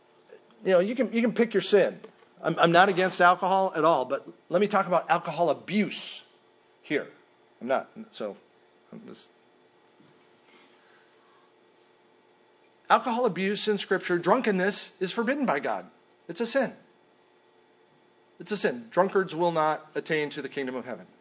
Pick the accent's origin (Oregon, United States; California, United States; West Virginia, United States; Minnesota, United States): Minnesota, United States; moved away; I grew up in Minnesota